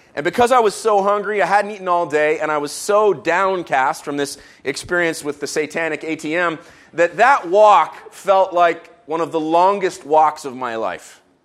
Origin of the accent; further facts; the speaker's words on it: Israel; moved away; I grew up in Israel